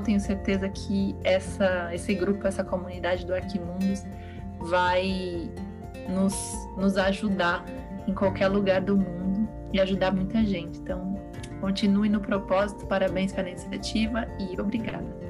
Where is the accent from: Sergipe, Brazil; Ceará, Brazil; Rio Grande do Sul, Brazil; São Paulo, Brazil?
São Paulo, Brazil; moved away as an adult; now in Portugal; eu sou de São Paulo e a gente é de São Paulo no, no 440